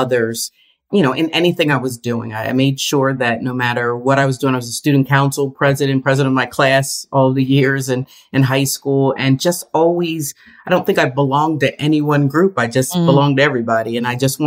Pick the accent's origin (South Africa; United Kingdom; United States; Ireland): United States; Bristol, Pennsylvania; I was born and raised in the Bristol, PA area, just north of Philadelphia